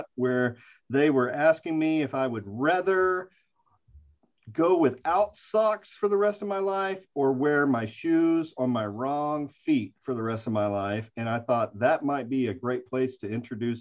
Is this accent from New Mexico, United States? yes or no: no; Midland, Texas, United States; I grew up in Midland, Texas